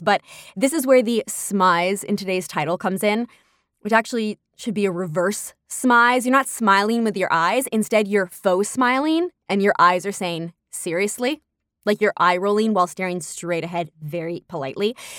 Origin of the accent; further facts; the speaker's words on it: New York, United States; my hometown of New York